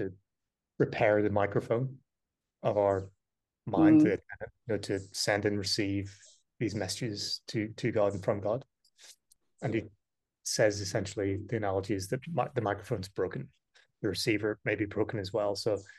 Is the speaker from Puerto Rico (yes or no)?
no; Ireland; also born or lived in United Kingdom; growing up in Ireland, I'd never heard mention of the word guru.